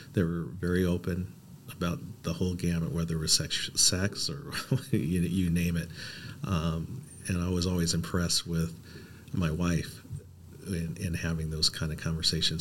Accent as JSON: {"language": "English", "town": "Portland", "region": "Oregon", "country": "United States", "tie": "born or raised there", "said": "I was born and raised here in Portland."}